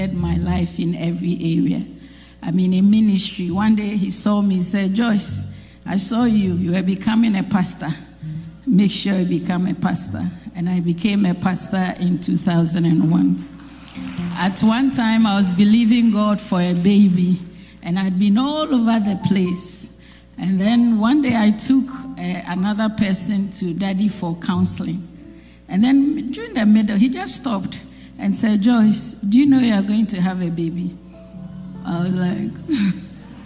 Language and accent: English; Ghana; moved away as an adult; also born or lived in Europe; I came home to Ghana in March